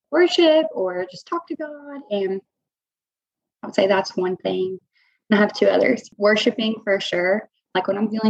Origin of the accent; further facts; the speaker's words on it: Chattanooga, Tennessee, United States; now in Augusta, United States; so I'm not from the Augusta area. I'm actually from Chattanooga, Tennessee.